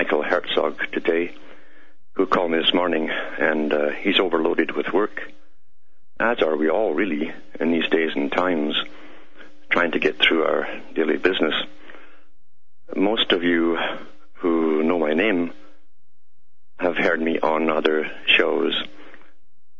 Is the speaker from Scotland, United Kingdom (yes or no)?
yes; Scotland, United Kingdom; my accent, it's because I'm from Scotland, born and bred there, and raised there